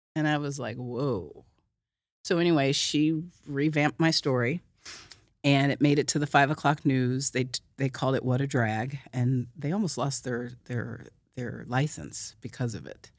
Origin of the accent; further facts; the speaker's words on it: Oklahoma City, Oklahoma, United States; I'm from Oklahoma City